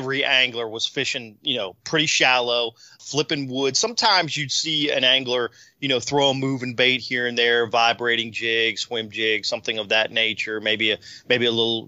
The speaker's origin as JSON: {"language": "English", "region": "Virginia", "country": "United States", "tie": "born or raised there", "said": "growing up in Virginia"}